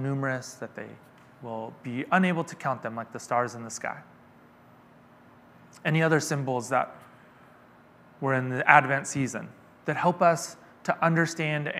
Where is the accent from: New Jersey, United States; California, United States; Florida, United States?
California, United States; Stockton; I'm from Stockton. It is a big city, but it is often a place that you stop along the way